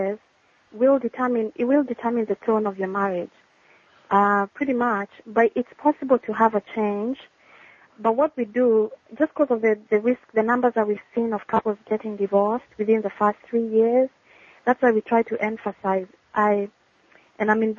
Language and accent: English; Nairobi, Kenya; moved away as an adult; now in West Palm Beach, United States; I am a Kenyan by birth. I was born and raised in Nairobi